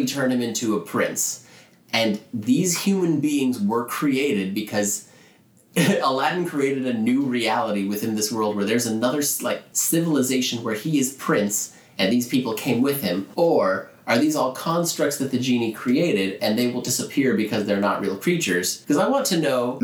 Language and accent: English; Orlando, Florida, United States; that's my hometown, guys. I'm from Orlando